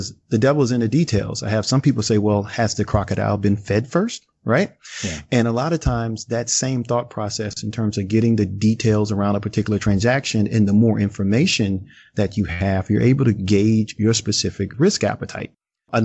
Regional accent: New Orleans, Louisiana, United States; accent: drawl; I'm originally from New Orleans, Louisiana, so you'll hear my drawl every now and then in terms of you'll hear a couple of y'alls

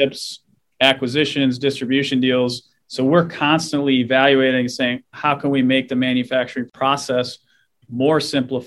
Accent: Minnesota, United States; I'm a Minnesotan born and raised, still here.

